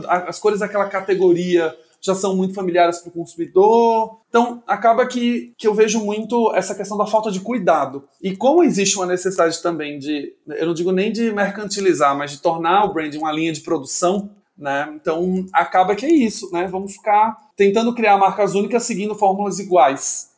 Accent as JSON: {"language": "Portuguese", "region": "Sergipe", "country": "Brazil", "moved": "as an adult", "lives_now": "São Paulo, Brazil", "said": "sou sergipano, trabalho há nove anos é, em São Paulo"}